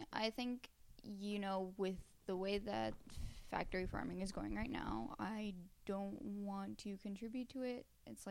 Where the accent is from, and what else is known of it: Florida, United States; born or raised there; moved away